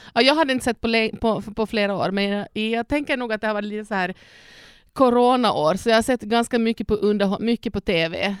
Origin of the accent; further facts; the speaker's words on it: Ostrobothnia, Finland; now in Sweden; jag är född och uppvuxen i Österbotten, Finland